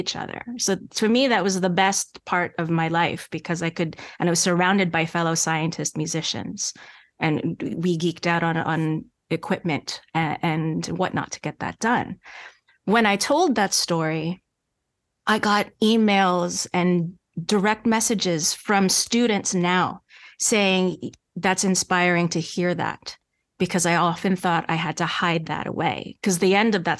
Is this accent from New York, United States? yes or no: yes; New York, United States; accent: slight Canadian accent; moved away as an adult; also born or lived in Montreal; I'm a native New Yorker. And you hear that when I speak with my friends that I grew up